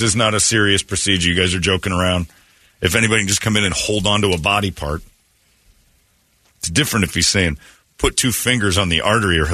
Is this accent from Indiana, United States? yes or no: yes; Indiana, United States; my home state in Indiana